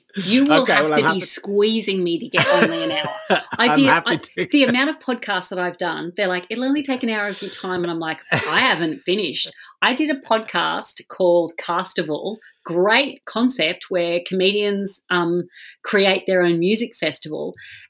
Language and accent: English; Australia; Being Australian, we take culture from both of those and ignore our indigenous culture.